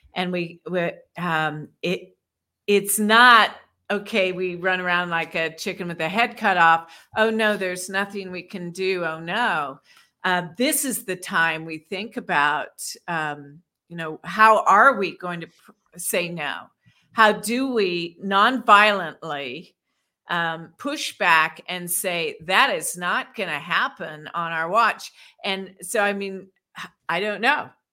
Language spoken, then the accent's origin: English; Washington, District of Columbia, United States; I grew up in Washington, D C